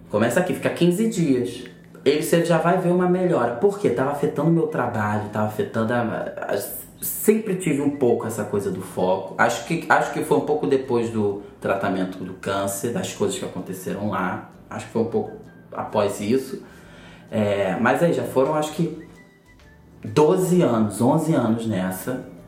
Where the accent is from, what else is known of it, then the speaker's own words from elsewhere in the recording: Duque de Caxias, Rio de Janeiro, Brazil; moved away as an adult; also born or lived in Botafogo, Rio de Janeiro; now in Rio de Janeiro, Brazil; Eu venho lá de Caxias, da Baixada Fluminense. E tô morando aqui agora em Botafogo